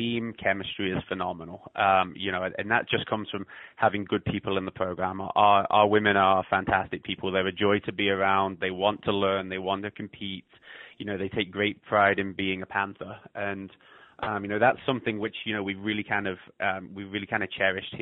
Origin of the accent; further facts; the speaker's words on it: England, United Kingdom; moved away as an adult; also born or lived in Scotland / Ohio / North Dakota; now in Iowa, United States; I was born in Scotland, grew up in England, and I moved over here when I was 19 to go to college in Ohio.